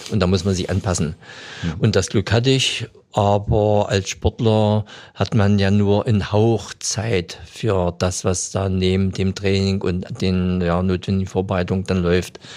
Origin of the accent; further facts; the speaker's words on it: Germany; Und ich bin ja in der Saale groß geworden.